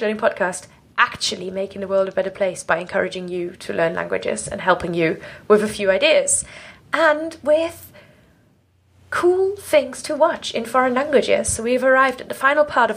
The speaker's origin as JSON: {"language": "English", "country": "Germany", "first_language": "German", "second_language": "English", "moved": "yes", "lives_now": "United Kingdom", "said": "as a German expat living in the UK"}